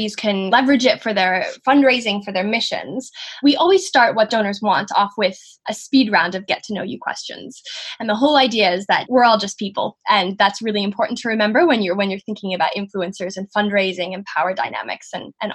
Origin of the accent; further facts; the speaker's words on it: Canada; I'm also from Canada